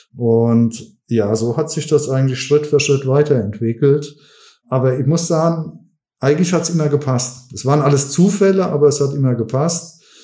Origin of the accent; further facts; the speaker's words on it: Westerwald, Rhineland-Palatinate, Germany; also born or lived in Mainz / Cologne / Düsseldorf; ich komme aus Rheinland-Pfalz von Anfang an. Ich bin ursprünglich eigentlich Westerwälder gewesen